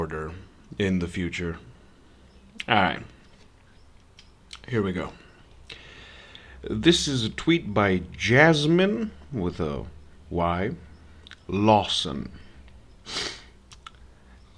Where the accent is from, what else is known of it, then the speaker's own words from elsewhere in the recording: Serbia; I'm not from America. I'm a Serbian white boy.